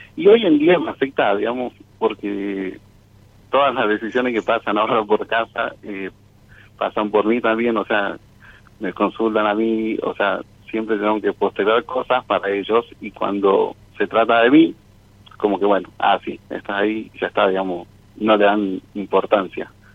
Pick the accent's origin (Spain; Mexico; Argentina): Argentina; Jujuy; now in Córdoba, Argentina; yo soy de Jujuy, y estoy estudiando acá en Córdoba